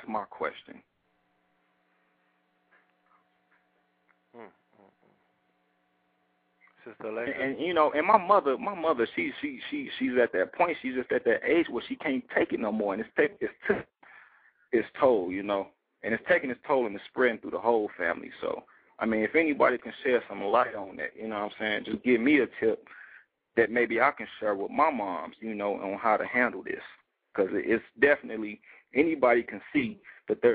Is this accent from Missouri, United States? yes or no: yes; St. Louis, Missouri, United States; now in Denver, United States; I'm calling out of Denver, Colorado. I'm born and raised in St. Louis, Missouri.